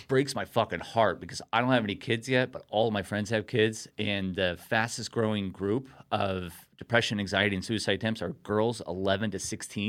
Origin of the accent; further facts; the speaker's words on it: Costa Mesa, California, United States; also born or lived in Newport Beach; Yeah, so grew up in Costa Mesa, Newport Beach, my whole entire life